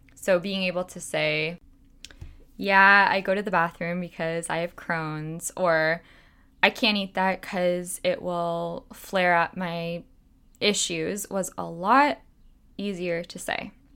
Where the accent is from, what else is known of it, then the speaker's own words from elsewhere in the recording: Toronto, Ontario, Canada; I was born and raised in Toronto, and I still live here now